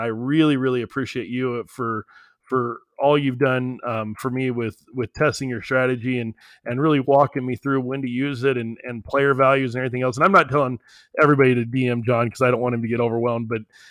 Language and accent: English; New Mexico, United States; I'm in Midland, Texas right now. I'm from New Mexico, but I'm down in Midland.